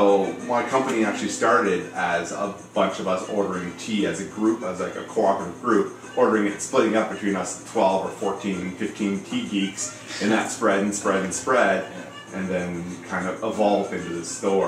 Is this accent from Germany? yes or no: yes; Germany; also born or lived in Goose Bay, Canada / Canada; I was born in Goose Bay, Labrador, in Newfoundland. I come from a military family, so I grew up all around Canada and around Europe as well. So I spent most of my youth in Germany, rural Germany, Baden-Baden, Lahr, Frankfurt.